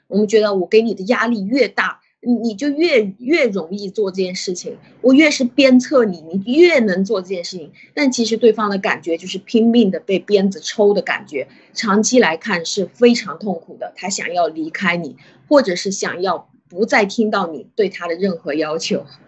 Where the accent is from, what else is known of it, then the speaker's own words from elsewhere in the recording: China; 我们中国人